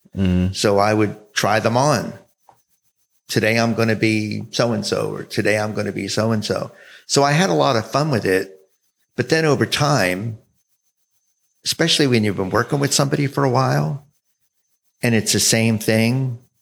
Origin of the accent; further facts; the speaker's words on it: South Jersey near Philadelphia, New Jersey, United States; moved away; also born or lived in Florida / San Francisco, California; I grew up in New Jersey